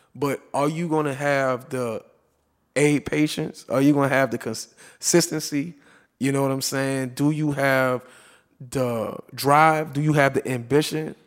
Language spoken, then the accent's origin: English; New Orleans, Louisiana, United States; I'm from New Orleans